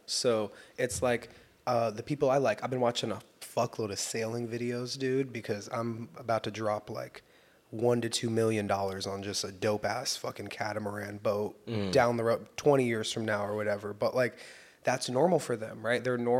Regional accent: Southern California, United States; I'm from Southern California.

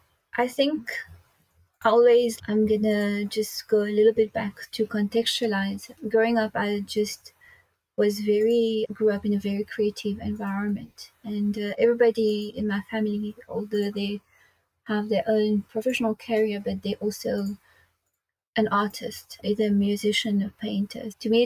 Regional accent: Mauritius; I grew up in Mauritius.

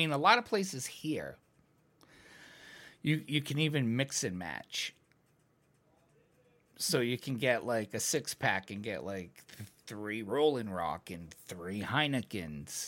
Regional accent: United States; I'm American

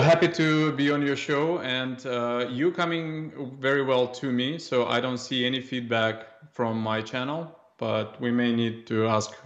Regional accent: Russia; moved away as an adult; now in Canada; at five or six years old, uh, growing up in Russia

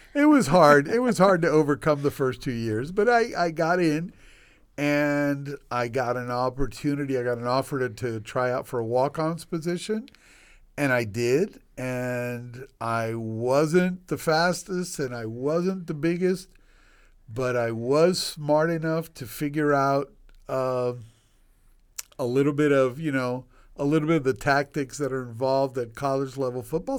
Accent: Washington, D.C. area, District of Columbia, United States; born or raised there; also born or lived in Cuba / Puerto Rico; now in Miami, United States

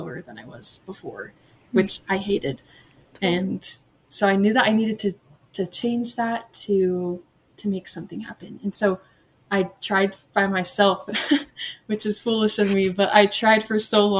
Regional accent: Hooper, Utah, United States; also born or lived in Kentucky; I'm from Hooper, Utah, which is close to Ogden. And I've grown up here most of my life, but I've lived in Kentucky when I was younger

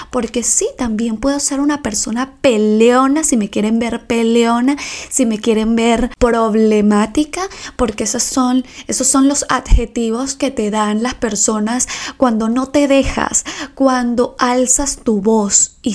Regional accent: Ecuador; moved away; Me vine de Ecuador y aún seguimos teniendo una amistad.

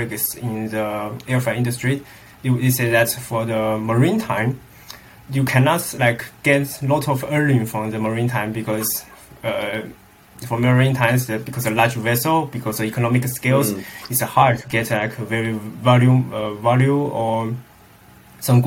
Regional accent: China; moved away as an adult; now in Netherlands; my hometown is a very inland city

